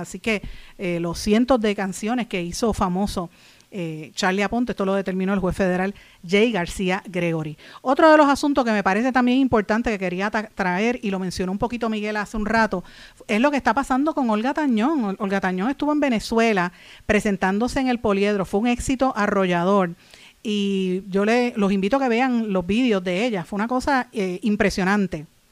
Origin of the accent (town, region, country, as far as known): Puerto Rico